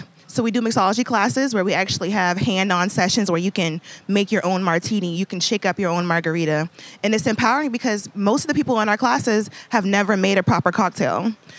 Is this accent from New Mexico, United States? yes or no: no; Mount Pleasant, South Carolina, United States; I'm from Charleston originally. I grew up in Mount Pleasant and went to Wando High School and all that good stuff.